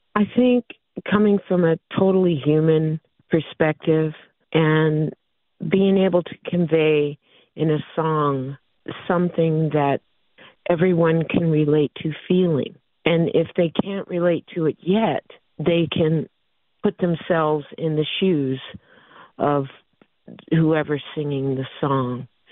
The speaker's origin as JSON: {"language": "English", "town": "San Diego", "region": "California", "country": "United States", "tie": "born or raised there", "said": "I grew up here in San Diego"}